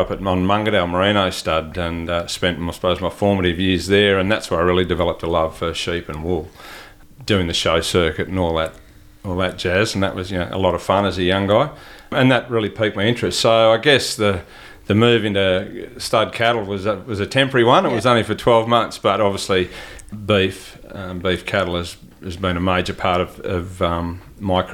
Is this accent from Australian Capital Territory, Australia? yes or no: no; New South Wales, Australia; moved away; I grew up in ag. My father managed properties, so I'm from New South Wales originally.